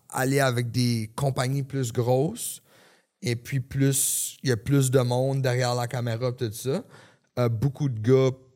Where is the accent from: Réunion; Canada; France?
Canada; New Brunswick; moved away as an adult; now in Los Angeles, United States; Ma famille est au Nouveau-Brunswick. je viens du Nouveau-Brunswick.